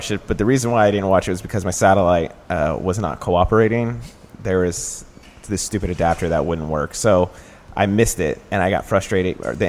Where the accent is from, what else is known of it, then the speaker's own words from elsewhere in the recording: Dallas, Texas, United States; now in Chicago, United States; because I'm from Dallas